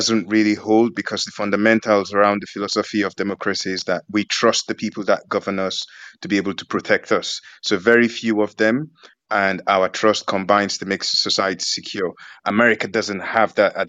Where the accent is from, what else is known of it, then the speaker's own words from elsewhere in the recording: United Kingdom; I'm from the United Kingdom, UK